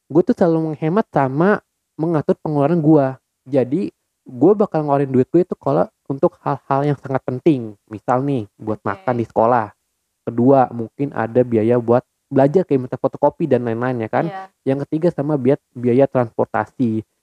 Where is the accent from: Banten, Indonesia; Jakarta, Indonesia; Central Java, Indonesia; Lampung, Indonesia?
Jakarta, Indonesia; born there; gua lahir di Jakarta 16 November 1999